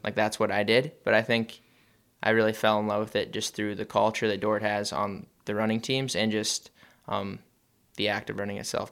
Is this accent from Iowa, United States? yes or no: yes; George, Iowa, United States; moved away; I'm from George, but yeah, we're co-op with George Little Rock.